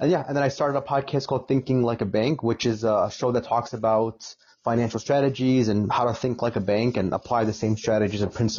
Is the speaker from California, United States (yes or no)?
no; Chicago, Illinois, United States; I'm from Chicago